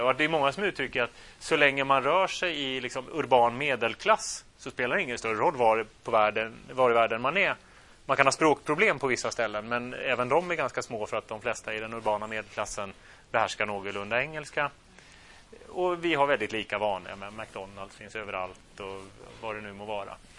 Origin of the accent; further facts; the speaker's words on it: Sweden; also born or lived in Turkey; För att jag är ju svensk. Alla mina förfäder är svenska.